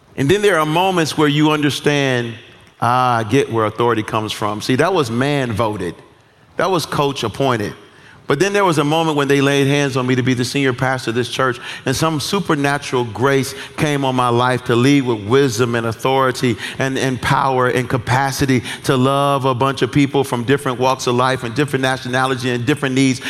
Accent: United States; as American citizens

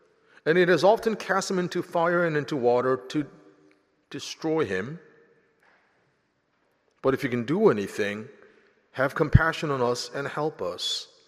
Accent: Philadelphia, Pennsylvania, United States; also born or lived in South Korea; now in Nashville, United States; So I was born in South Korea, grew up in Philadelphia, never traveled to Nashville until I came to interview for my job at Vanderbilt University.

